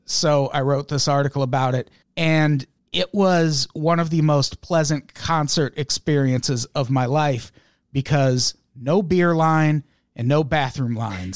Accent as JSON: {"language": "English", "region": "Midwest", "country": "United States", "tie": "born or raised there", "moved": "as an adult", "said": "I grew up in the Midwest and I lived there well into my adulthood."}